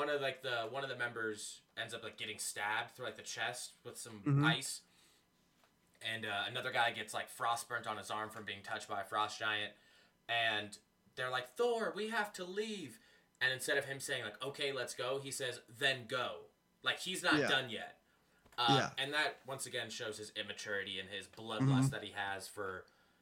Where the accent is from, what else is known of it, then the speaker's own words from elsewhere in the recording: United States; I'm American